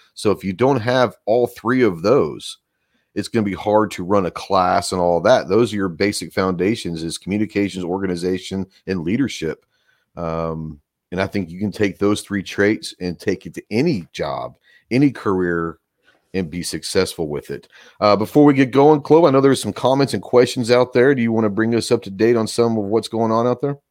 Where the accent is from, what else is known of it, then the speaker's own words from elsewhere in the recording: Texas, United States; now in Arkansas, United States; growing up in Texas